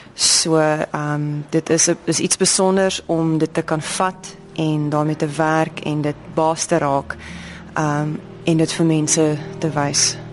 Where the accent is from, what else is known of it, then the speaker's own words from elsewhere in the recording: South Africa; ons as Suid-Afrikaners